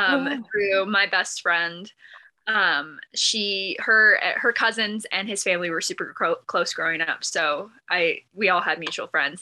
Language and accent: English; Washington, United States; moved away as an adult; also born or lived in South Carolina; now in Montana, United States; We both grew up in Washington State, actually.